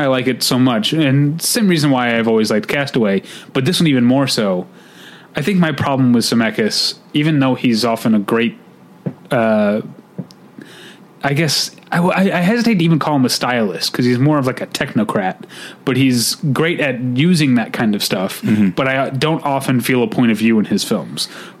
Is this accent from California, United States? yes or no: no; St. Louis, Missouri, United States; now in Los Angeles, United States; my hometown of St. Louis